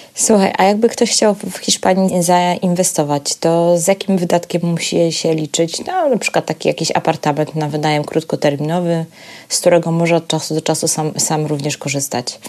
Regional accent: Poland

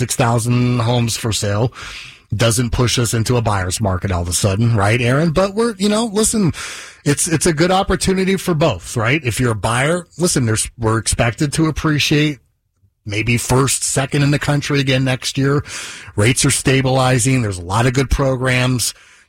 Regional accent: Las Vegas, Nevada, United States; I'm from Las Vegas.

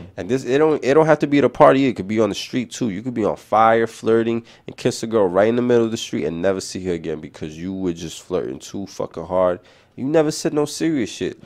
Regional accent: New York City, New York, United States; accent: New York City; my city accent just to smooth talking fast, New York City shit

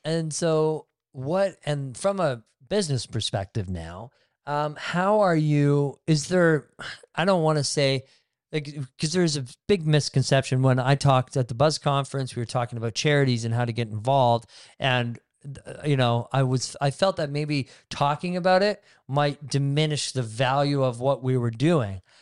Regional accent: Barrie, Ontario, Canada; also born or lived in Innisfil; I grew up in Barrie and Innisfil

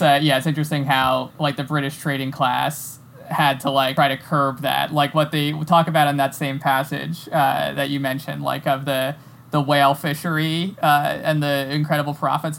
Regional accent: New York, United States; There's a huge Whitney estate, like, near where I grew up in New York.

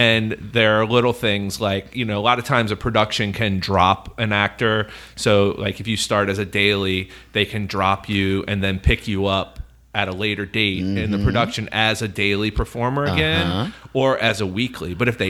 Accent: New Orleans, Louisiana, United States; I don't know if you know this, but I'm from New Orleans. So when I was a kid, when I was a child, I was an actor in the city

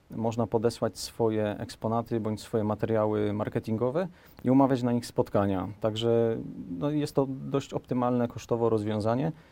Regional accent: Sosnowiec, Silesian Voivodeship, Poland; moved away as an adult; also born or lived in Poznań; now in Kielce, Poland; jestem z Sosnowca

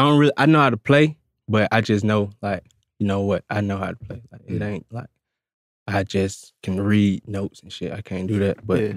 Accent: Atlanta, Georgia, United States; Yeah, I'm from Atlanta. I'm actually from the east side of Atlanta.

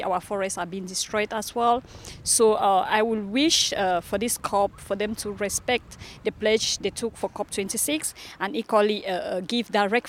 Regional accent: Cameroon; I'm coming from Cameroon. I belong to the Bororo Indigenous Pastoralist Community.

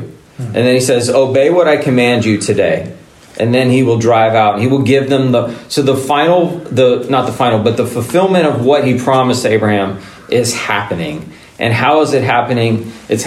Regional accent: United States; who we are as Americans

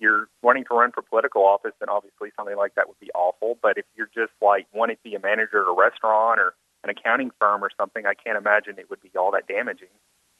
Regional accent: Northeast Arkansas, United States; I'm from Arkansas.

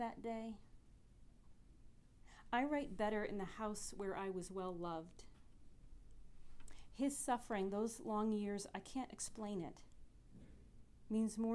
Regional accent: Michigan, United States; now in Morgantown, United States; I'm from Michigan

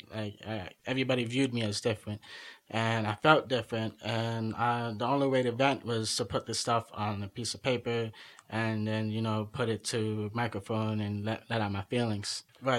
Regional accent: Long Island, New York, United States; also born or lived in Guatemala; I'm originally from Guatemala, and I was adopted of a baby, and then, I was born to the States and been living in Long Island since.

